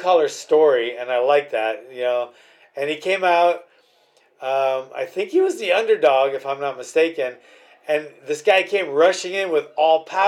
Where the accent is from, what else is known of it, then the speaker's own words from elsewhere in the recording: Hawaii, United States; I'm from Hawaii